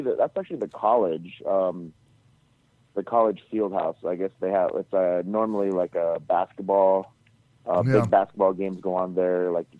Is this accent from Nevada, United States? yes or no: no; Hawaii, United States; moved away; also born or lived in Guam; I grew up in Hawaii.